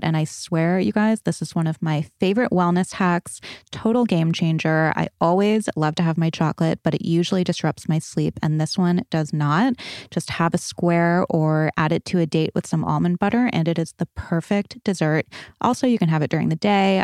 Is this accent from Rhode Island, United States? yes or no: yes; Rhode Island, United States; moved away; also born or lived in Connecticut; I was born in Connecticut, raised in Rhode Island